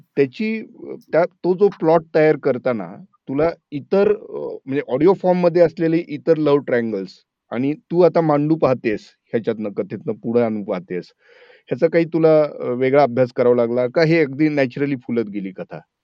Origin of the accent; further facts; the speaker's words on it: Marathwada, Maharashtra, India; मी स्वतःही मराठवाड्यातला आहे